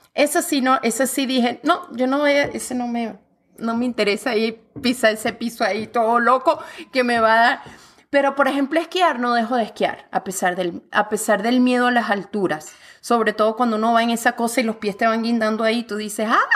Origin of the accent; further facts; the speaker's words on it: Venezuela; now in Canada; yo como venezolana, mira, alborotada, gritona, rumbera